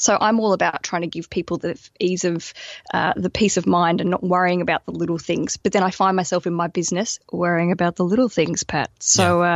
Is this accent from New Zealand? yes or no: no; Australia; moved away as an adult; now in London, United Kingdom